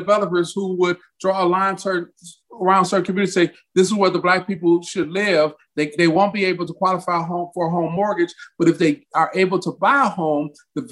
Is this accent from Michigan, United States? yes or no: yes; Detroit, Michigan, United States; moved away; also born or lived in Mississippi; Grew up Detroit, Michigan.